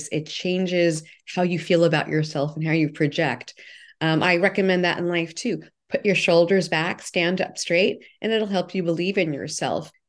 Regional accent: New York, United States; I grew up in New York. I, my early part of my career was in New York

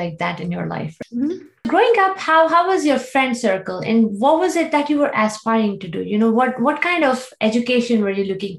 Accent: India; I grew up in India.

